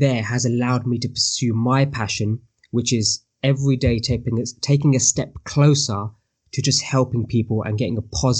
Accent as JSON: {"language": "English", "country": "United Kingdom", "said": "I am Asian Indian male from the UK."}